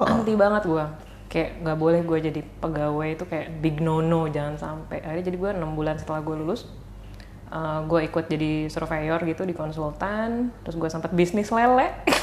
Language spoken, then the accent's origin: Indonesian; Bandung, West Java, Indonesia; gua orang Bandung